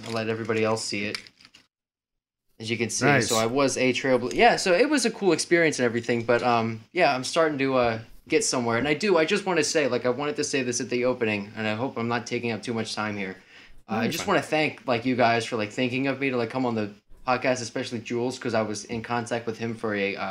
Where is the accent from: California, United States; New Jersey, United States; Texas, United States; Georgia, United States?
New Jersey, United States; also born or lived in Tennessee / South Carolina; So I'm just from New Jersey. I've lived in Tennessee, South Carolina. Multiple places around the country.